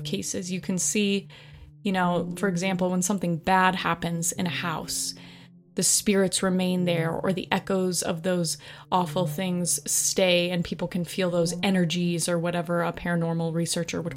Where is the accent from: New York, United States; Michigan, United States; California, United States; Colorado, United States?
Colorado, United States; I grew up in Colorado